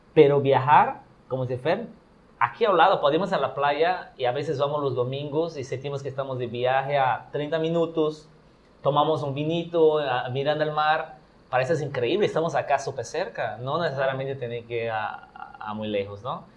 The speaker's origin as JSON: {"language": "Spanish", "country": "Brazil", "tie": "born or raised there", "also_born_or_lived": "Yucatán, Mexico", "second_language": "Spanish", "moved": "as an adult", "lives_now": "Mexico", "said": "mi pueblo, que es donde yo crecí. No nací ahí, porque nací en una ciudad cerca, pero toda mi vida y mi familia y mis papás son de allá"}